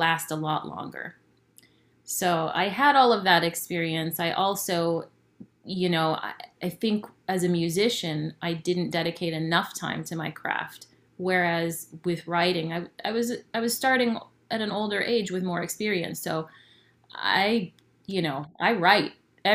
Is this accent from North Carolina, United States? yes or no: no; San Diego, California, United States; also born or lived in Ensenada, Mexico; I was born in Ensenada and raised in San Diego